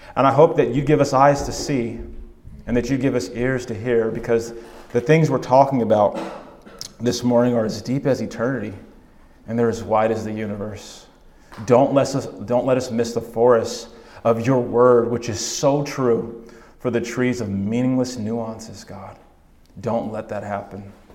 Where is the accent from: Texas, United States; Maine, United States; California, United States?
California, United States; now in Oregon, United States; I'm originally from California